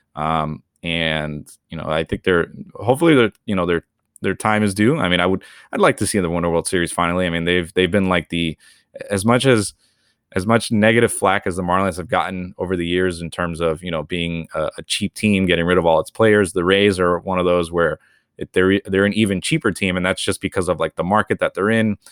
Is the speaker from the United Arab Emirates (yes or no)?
no; Venezuela; I was born in Venezuela